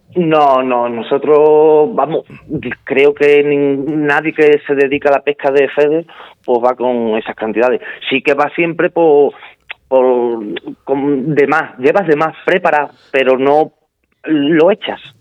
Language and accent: Spanish; Spain; el primer español en conseguir la medalla de oro